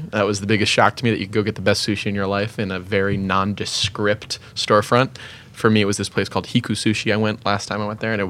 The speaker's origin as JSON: {"language": "English", "region": "New York", "country": "United States", "said": "that to me was thrilling as a New Yorker"}